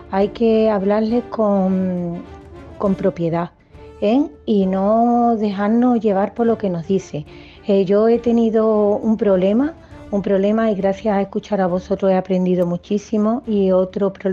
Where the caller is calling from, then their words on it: Seville, Andalusia, Spain; de Sevilla